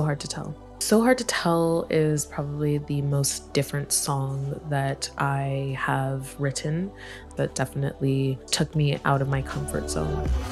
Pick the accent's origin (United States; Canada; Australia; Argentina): Canada; Montreal, Quebec; also born or lived in Nigeria; now in Toronto, Canada; I was born in Nigeria, but I grew up in Montreal